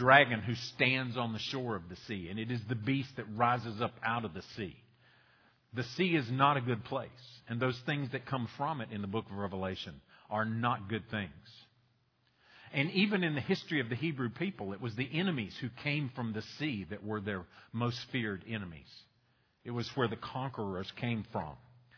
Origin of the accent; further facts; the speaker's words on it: Boone, North Carolina, United States; moved away as an adult; now in Roxboro, United States; I was born and raised in Boone. Y'all know that. I'm a mountain man